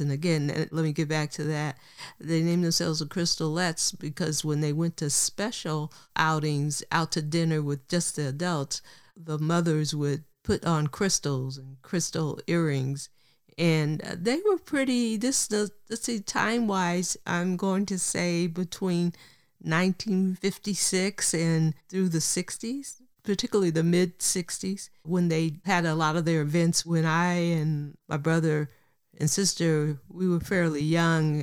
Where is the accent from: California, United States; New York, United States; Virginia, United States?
California, United States; Oakland; born or raised there; also born or lived in Richmond, California / Berkeley, California